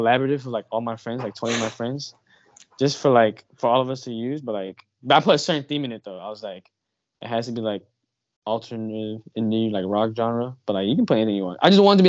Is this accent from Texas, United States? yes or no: yes; Houston, Texas, United States; me growing up in Houston, like just hanging out with a bunch of kids that trash talk me